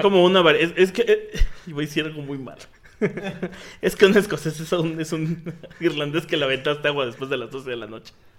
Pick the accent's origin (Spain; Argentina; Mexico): Mexico; los mexicanos somos los, irlandeses de América